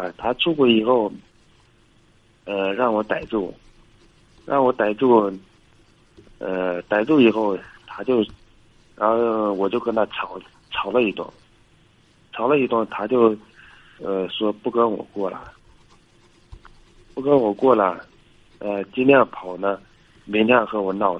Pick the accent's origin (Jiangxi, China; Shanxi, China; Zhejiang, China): Shanxi, China; 呃，山西的。